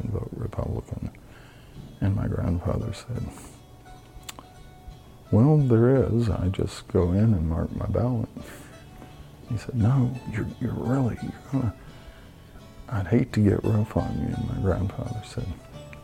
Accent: Tennessee, United States; born or raised there; moved away

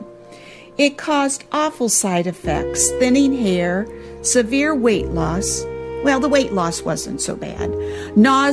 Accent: Temperance, Michigan, United States; my hometown of Temperance, Michigan

